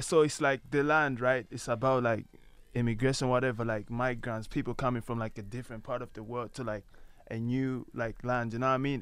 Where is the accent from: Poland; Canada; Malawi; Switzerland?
Malawi; now in Ireland; I'm originally from Malawi.